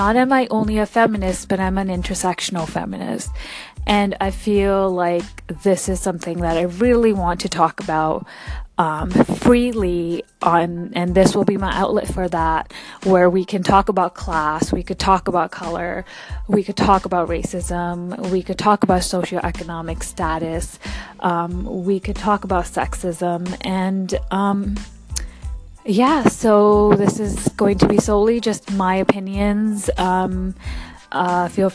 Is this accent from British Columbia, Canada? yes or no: yes; Vancouver, British Columbia, Canada; I was born and raised right here in Vancouver, Canada, to immigrant parents from India.